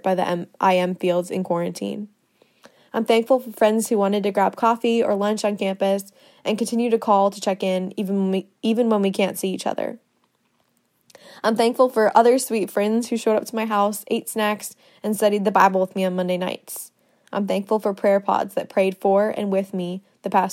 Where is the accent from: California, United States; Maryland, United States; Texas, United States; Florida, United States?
Florida, United States; Winter Springs; moved away as an adult; now in Athens, United States; I'm from Winter Springs, Florida, which is a town right outside of Orlando